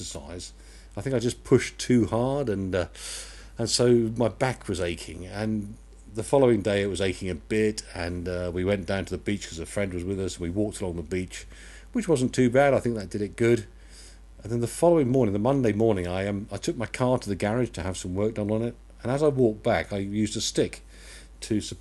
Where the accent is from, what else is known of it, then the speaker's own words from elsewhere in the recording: Yeovil, South West England, United Kingdom; we're from Yeovil in Somerset